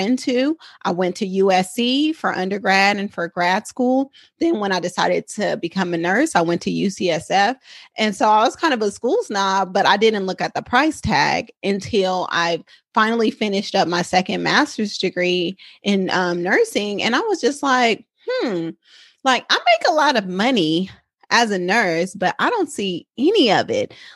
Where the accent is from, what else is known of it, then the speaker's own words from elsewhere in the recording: Oakland, California, United States; I am a San Francisco Bay Area native. I'm a Oakland girl, true and true